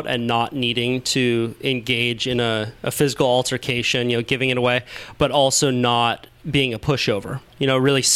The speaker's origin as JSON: {"language": "English", "town": "Santa Cruz", "region": "California", "country": "United States", "tie": "born or raised there", "said": "growing up in Santa Cruz"}